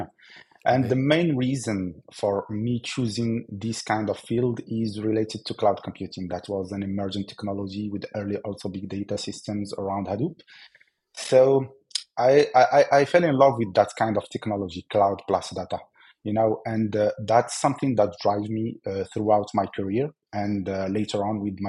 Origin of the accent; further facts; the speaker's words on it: Algeria; I'm from Algeria